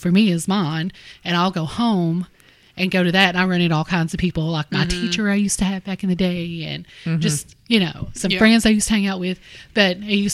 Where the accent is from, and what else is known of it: Harlan, Kentucky, United States